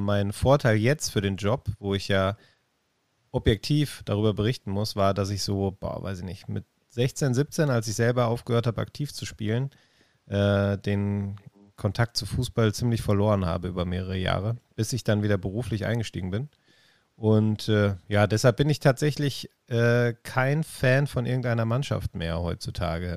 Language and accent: German; Essen, North Rhine-Westphalia, Germany; ein Kind des Ruhrgebiets. Ich bin in Essen geboren, ähm, in Essen